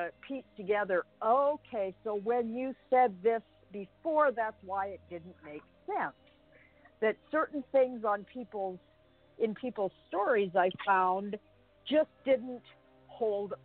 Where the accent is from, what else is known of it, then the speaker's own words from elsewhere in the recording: Canada; I was born and raised in Canada